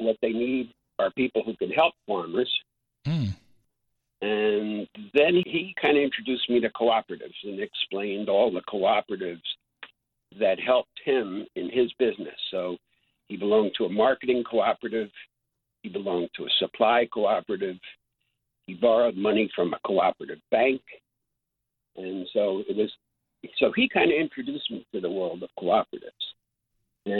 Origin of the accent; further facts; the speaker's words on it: New Jersey, United States; I grew up in New Jersey, okay, suburban New Jersey.